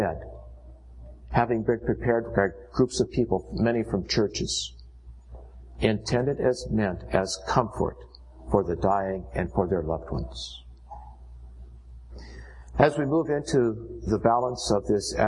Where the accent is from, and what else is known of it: United States